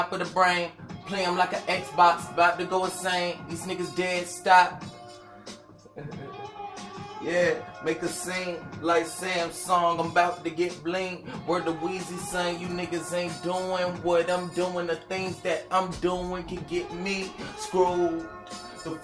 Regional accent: Macon, Georgia, United States; I'm from Macon, Georgia

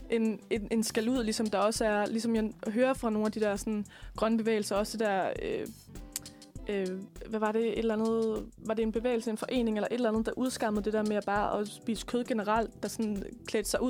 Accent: West Jutland, Denmark; altså nu kommer jeg selv fra Vestjylland, og øh, størstedelen af min familie har på en eller anden måde noget med landbrug at gøre

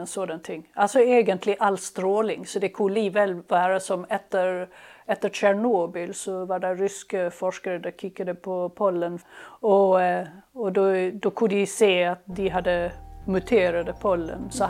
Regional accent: Helsingborg, Skåne, Sweden; moved away; also born or lived in Lund, Sweden; jag kommer från Helsingborg och eh, där jag växte upp

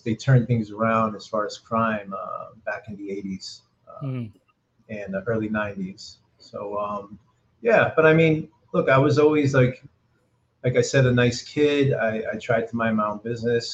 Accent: Perth Amboy, New Jersey, United States; also born or lived in Old Bridge, New Jersey; I was born in Perth Amboy, New Jersey. It's an urban city, very Latino urban city, and my parents are both originally from Puerto Rico. my brother, my sister, and I are born and raised here. And I grew up in the 70s in Perth Amboy.

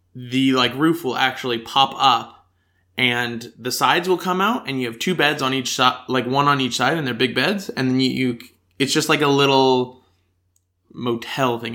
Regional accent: United States; accent: American; now in Australia; my stronger American accent

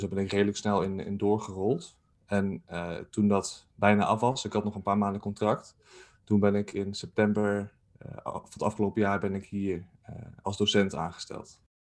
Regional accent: Zwolle, Overijssel, Netherlands; moved away as an adult; now in Nijmegen, Netherlands; ik ben ehm, geboren in Zwolle en daar heb ik eh, op school gezeten

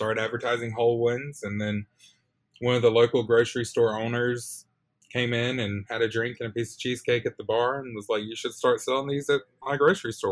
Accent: Purvis, Mississippi, United States; moved away as an adult; my hometown. It's a little place called Purvis, Mississippi

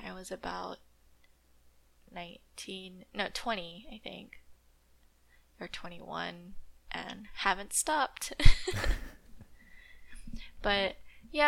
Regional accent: California, United States; I grew up in California.

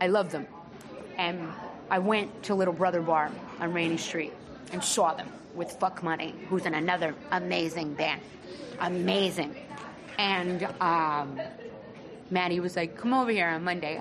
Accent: New York, United States; moved away; also born or lived in Austin, Texas; I'm from New York, but I lived in Austin.

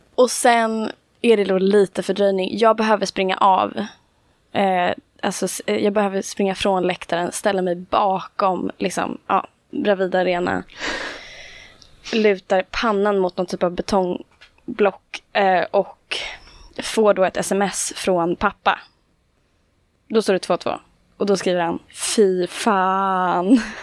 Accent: Stockholm, Stockholm County, Sweden; jag är från Stockholm. Eh, som man kanske hör tyvärr.

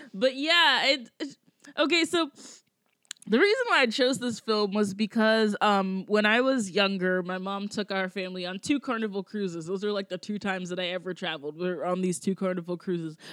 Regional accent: Georgia, United States; now in New York, United States; I'm from Georgia, so I'm from a, like a culture where it's like everybody gets married like the uh, like either right after high school

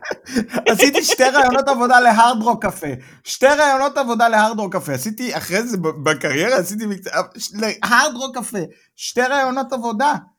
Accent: Israel; moved away as an adult; now in Germany; אני באתי מהארץ, אה, הייתי בצבא בדובר צה"ל

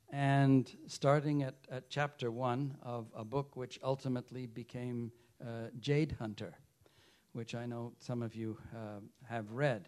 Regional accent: United Kingdom; You know, I grew up in the United Kingdom, and my parents, thank heavens, were both fascinated by language.

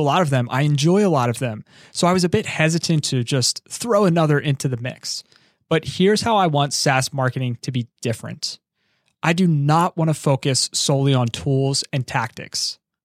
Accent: Philadelphia, Pennsylvania, United States; I'm from Philadelphia

